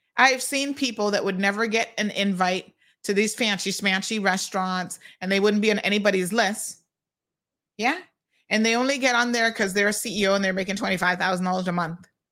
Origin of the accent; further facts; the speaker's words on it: United States; accent: American; now in Cayman Islands; I grew up in the States.